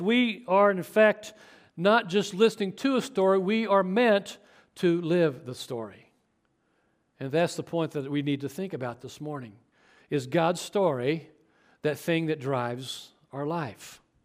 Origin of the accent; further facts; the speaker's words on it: Chapman, Kansas, United States; growing up in Chapman, Kansas, not far from here